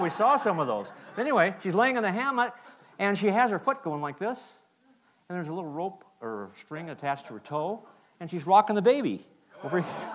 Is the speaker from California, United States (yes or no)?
no; Plains, Montana, United States; also born or lived in Missoula, Montana; I was raised in Montana, a little town called Plains.